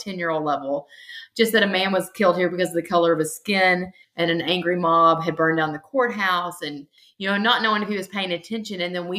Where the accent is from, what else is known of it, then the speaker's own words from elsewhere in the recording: the South, United States; growing up in the South